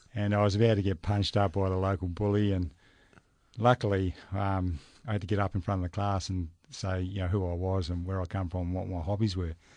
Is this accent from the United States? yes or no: no; Perth, Western Australia, Australia; also born or lived in Dalkeith, Perth; we moved to an area called Cloverdale